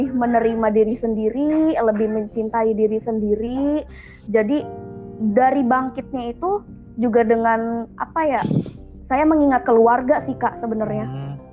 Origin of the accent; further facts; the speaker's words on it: Banten, Indonesia; Itu di Banten karena saya memang aslinya Banten.